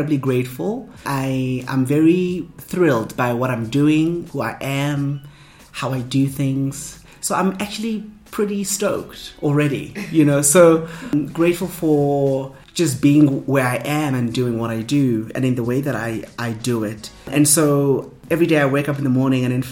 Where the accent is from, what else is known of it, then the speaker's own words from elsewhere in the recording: Soweto, Gauteng, South Africa; growing up in Soweto